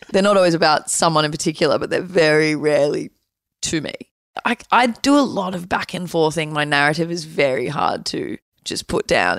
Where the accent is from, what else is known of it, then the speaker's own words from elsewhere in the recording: Byron Bay, New South Wales, Australia; also born or lived in Blue Mountains; now in Melbourne, Australia; I am from – I grew up in Byron Bay. I was born in the Blue Mountains, but okay. My family moved to Byron when I was like 7.